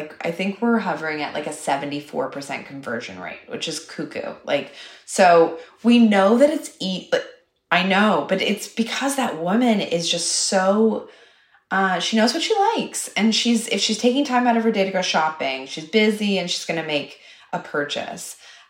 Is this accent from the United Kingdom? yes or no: no; Toronto, Ontario, Canada; maybe opening a store in my hometown of Toronto because I really, really have a love for Canada.